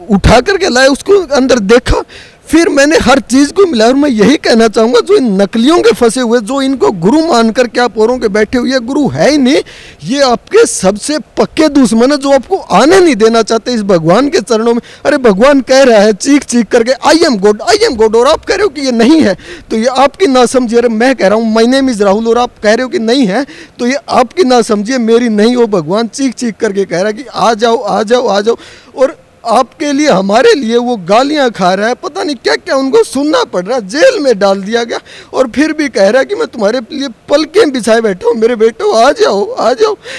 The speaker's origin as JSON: {"language": "Hindi", "area": "Pawra village, Hisar district", "region": "Haryana", "country": "India", "tie": "born or raised there", "said": "मेरा गांव पावड़ा डिस्ट्रिक्ट हिसार हरियाणा से"}